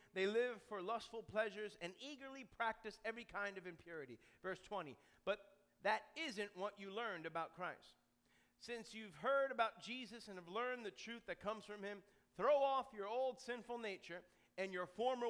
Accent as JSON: {"language": "English", "region": "New York", "country": "United States", "said": "I'm from New York. Listen, I got all of that going for me."}